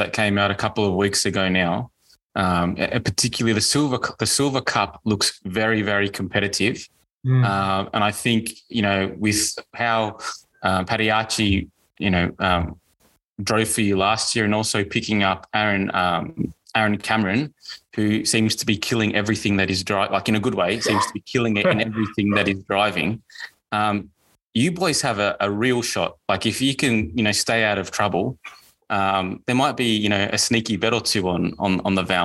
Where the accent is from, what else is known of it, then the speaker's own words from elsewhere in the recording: Australia; as an Australian